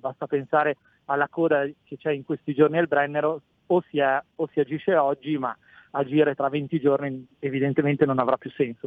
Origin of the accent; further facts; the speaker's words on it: Bolzano, Trentino-Alto Adige, Italy; essendo di Bolzano sono dell'Alto Adige